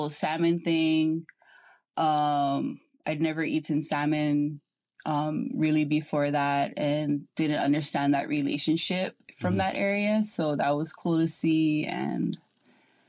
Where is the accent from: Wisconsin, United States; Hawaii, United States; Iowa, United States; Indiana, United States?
Hawaii, United States; Ewa Beach; I'm born and raised on Oahu, which is a different island where Honolulu is, in Ewa Beach, Waimalu